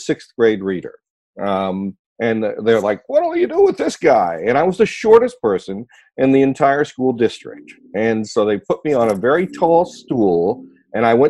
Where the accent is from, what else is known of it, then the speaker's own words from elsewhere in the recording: Ohio, United States; My mother and father are from West Virginia, and I was born in Ohio